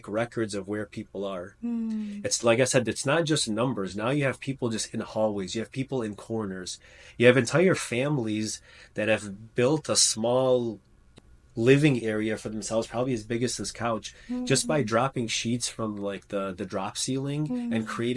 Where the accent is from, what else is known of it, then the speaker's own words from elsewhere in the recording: United States; I'm from the States.